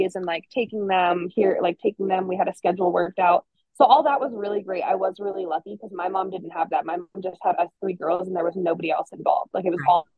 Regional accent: New York, United States; now in Montana, United States; I'm from New York

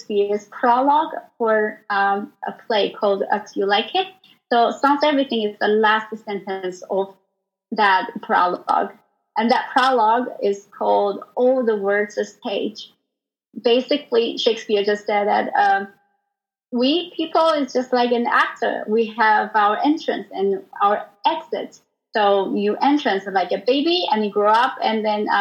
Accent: Taiwan; English is a second language; moved away as an adult; now in New York, United States; I come from Taiwan, and I was originally a harpist

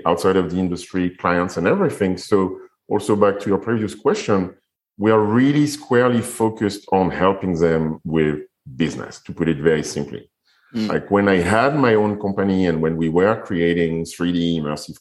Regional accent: Paris, Île-de-France, France; moved away; also born or lived in Guadeloupe / Fiji; So I'm French and I was raised in Paris.

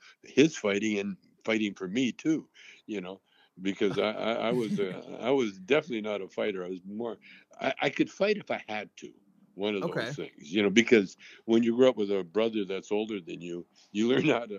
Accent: Calgary, Alberta, Canada; also born or lived in Vancouver; now in Los Angeles, United States; I grew up in Calgary, Alberta

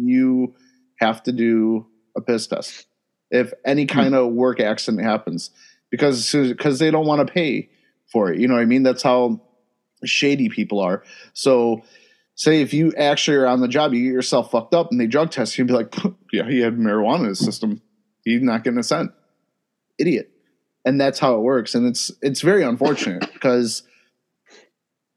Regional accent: Ohio, United States; I'm from Ohio

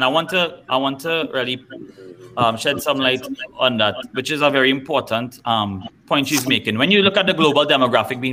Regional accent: Trinidad & Tobago; as a Trinidadian

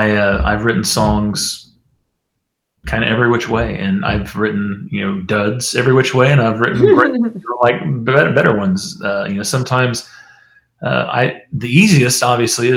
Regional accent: Kellyville, Oklahoma, United States; moved away as an adult; now in Nashville, United States; I grew up in Oklahoma

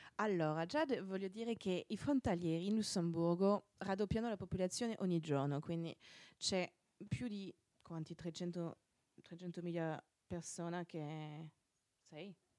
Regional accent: Brittany, France; Italian is a second language; moved away; also born or lived in Nancy / Luxembourg; io sono francese, ma soprattutto della Bretagna

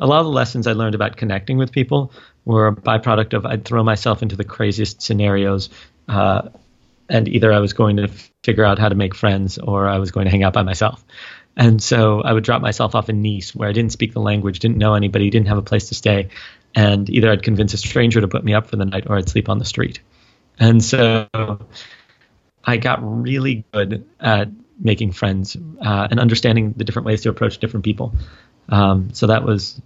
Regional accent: New York City, New York, United States; also born or lived in Israel; I grew up on the Upper West Side of Manhattan and then also in Israel. My parents live there now, and I would spend the summers there

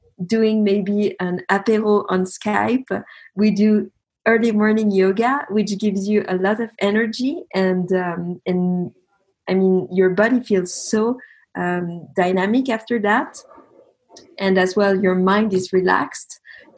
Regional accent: Geneva, Switzerland; moved away as an adult; also born or lived in Paris, France / south of France; I'm from Geneva originally. I studied there

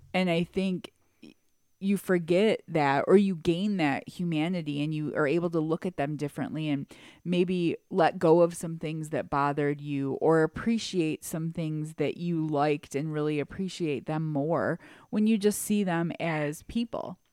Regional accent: Detroit, Michigan, United States; we grew up in Detroit, so we went to private school

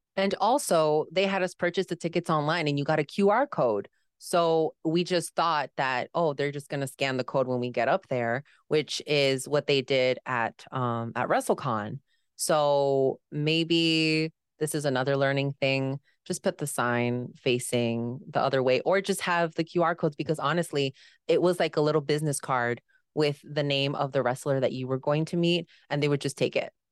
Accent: Chicago, Illinois, United States; I am from Chicago

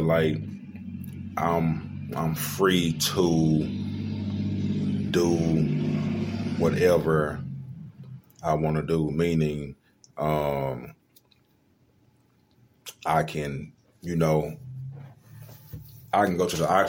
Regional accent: Little Rock, Arkansas, United States; I'm from Little Rock, went to Mills High School.

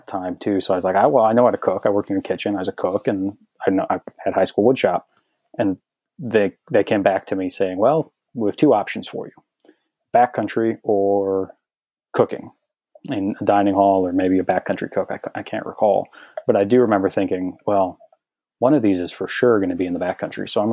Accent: Cheyenne, Wyoming, United States; moved away as an adult; also born or lived in Washington State; now in Duluth, United States; I was born and raised in Cheyenne, Wyoming.

